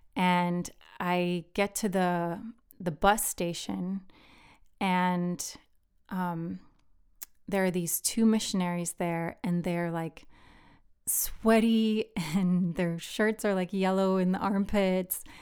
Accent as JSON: {"language": "English", "country": "Philippines", "tie": "born or raised there", "moved": "yes", "lives_now": "United States", "said": "I grew up in the Philippines"}